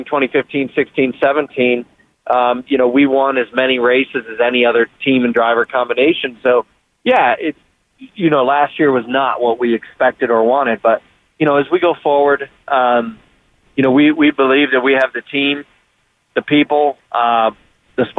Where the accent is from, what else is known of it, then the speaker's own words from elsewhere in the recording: Columbus, Ohio, United States; I'm from Columbus, Ohio, so a college town